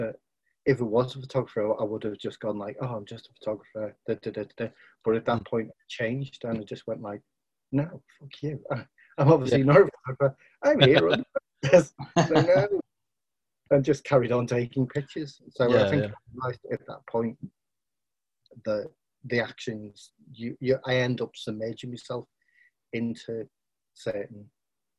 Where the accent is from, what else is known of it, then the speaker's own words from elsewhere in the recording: Liverpool, North West England, United Kingdom; also born or lived in Rainford / Wigan; I'm originally from Liverpool. Then I moved to, when I was 11, I moved to a place called Rainford